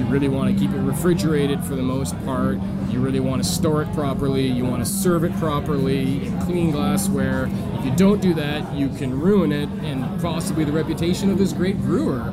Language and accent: English; British Columbia, Canada; moved away as an adult; also born or lived in California; growing up in British Columbia